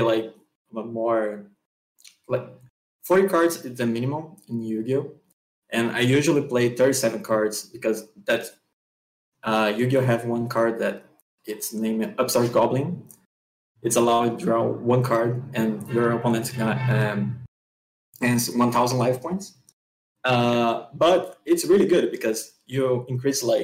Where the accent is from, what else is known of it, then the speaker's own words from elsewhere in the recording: Rio de Janeiro, Brazil; I'm from Rio de Janeiro, Brazil